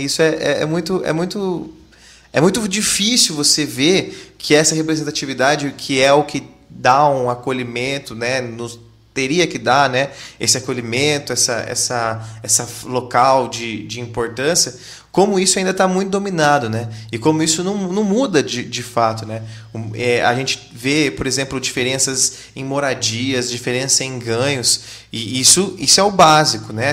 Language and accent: Portuguese; Londrina, Paraná, Brazil; a gente é de Londrina